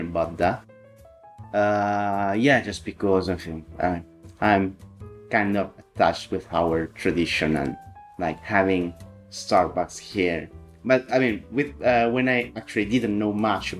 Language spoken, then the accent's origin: English; Italy; moved away as an adult; also born or lived in Sicily / Milan; now in United Kingdom; I'm Italian. I was born in Sicily, where I lived like most of my life near Milan, and I moved last year to the UK.